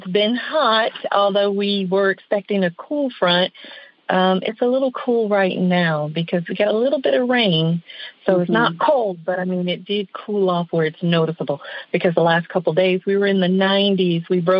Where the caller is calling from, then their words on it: West Palm Beach, Florida, United States; I'm calling from West Palm Beach.